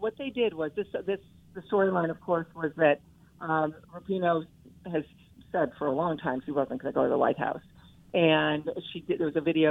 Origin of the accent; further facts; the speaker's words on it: Ottawa Hills, Ohio, United States; growing up in Ottawa Hills, the suburb of Toledo